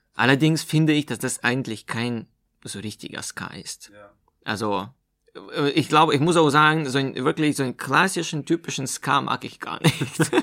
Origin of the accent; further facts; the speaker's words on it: Omsk, Omsk Oblast, Russia; also born or lived in Meerane, Germany; now in Chemnitz, Germany; das ist in Russland-Verhältnissen nahe der Stadt Omsk, wo ich herkomme.